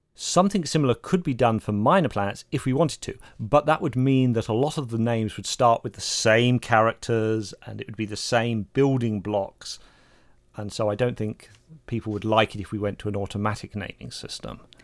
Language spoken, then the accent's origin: English; England, United Kingdom; Being English